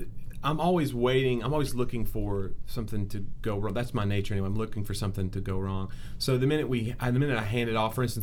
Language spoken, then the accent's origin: English; Nashville, Tennessee, United States; my hometown crowd